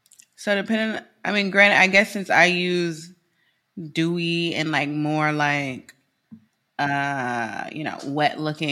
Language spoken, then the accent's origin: English; Midwest, United States; I'm from the Midwest.